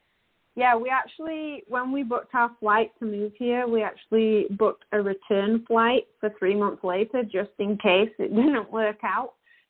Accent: Yorkshire and the Humber, United Kingdom; moved away as an adult; now in Canada; obviously from my accent, you can tell that I am not an Albertan, but I do live in Alberta and have done for the past 10 years. My hubby and I moved here from West Yorkshire in England

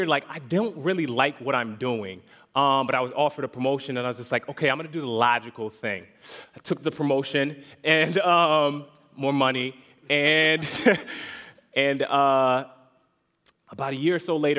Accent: Connecticut, United States; now in Orlando, United States; I'm not born here originally. I'm actually from Connecticut

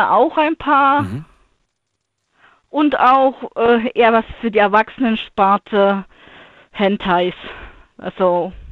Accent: Thuringia, Germany; Und weil ich bin ursprünglich aus Thüringen, deswegen.

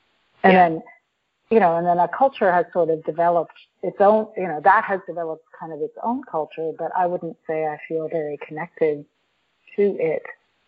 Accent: New York, United States; besides being North American, you know, from, from New York.

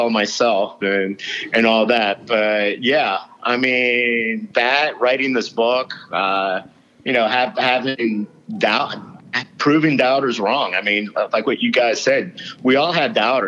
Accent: Dade County, Florida, United States; born or raised there; also born or lived in Louisiana

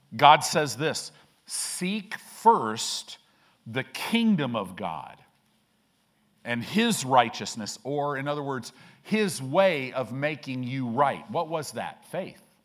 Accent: Illinois, United States; now in Omaha, United States; I grew up in Illinois

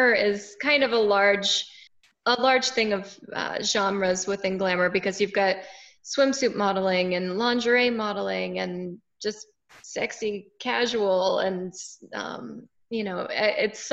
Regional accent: Winter Haven, Florida, United States; also born or lived in Tampa, Florida; I'm originally from Central Florida. I grew up in a town called Winter Haven

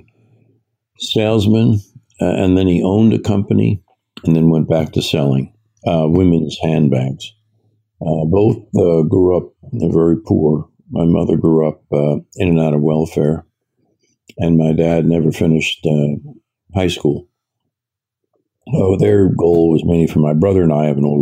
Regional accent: New York City, New York, United States; I was born in New York City, was raised in New York City and its suburbs

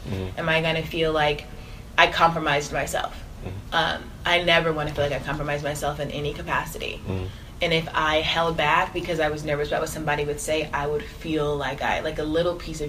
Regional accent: Atlanta, Georgia, United States; But I grew up in the suburbs of Atlanta.

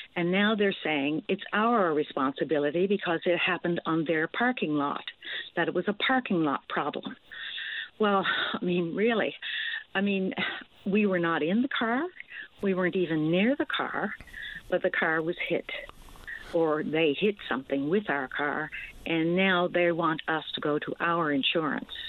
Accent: Newfoundland and Labrador, Canada; moved away; I'm originally from Newfoundland, but I'm back, for, as I said, for a family reunion

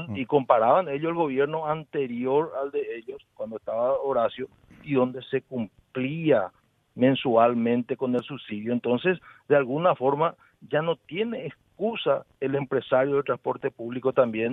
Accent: Paraguay; yo soy de Villalles

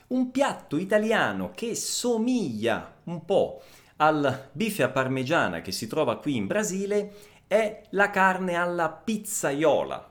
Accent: Messina, Sicily, Italy; now in Brazil; io sono di Messina

